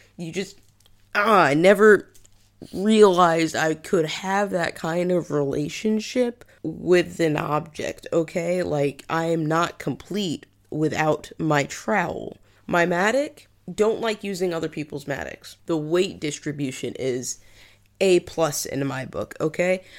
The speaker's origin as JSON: {"language": "English", "region": "New England", "country": "United States", "also_born_or_lived": "Liverpool, United Kingdom", "moved": "as an adult", "lives_now": "United Kingdom", "said": "I'm from New England"}